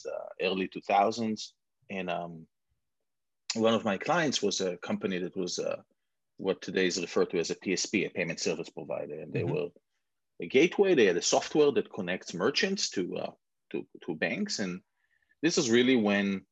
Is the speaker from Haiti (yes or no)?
no; Israel; moved away as an adult; also born or lived in Canada / London; now in United States; some people can hear from my accent that I was born and raised in Israel. I've been here in the US for about 15 years, a little bit in Canada before